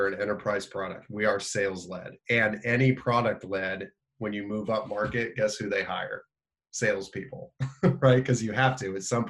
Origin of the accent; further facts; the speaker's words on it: Indiana, United States; I'm from Indiana, so we played basketball